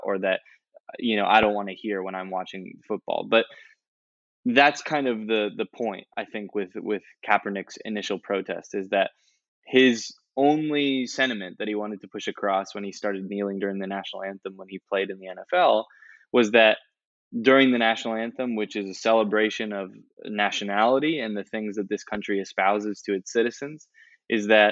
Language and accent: English; United States; I am an American